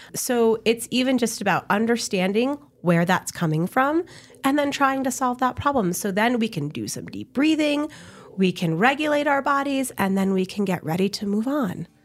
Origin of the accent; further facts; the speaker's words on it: Connecticut, United States; now in New Mexico, United States; I'm from Connecticut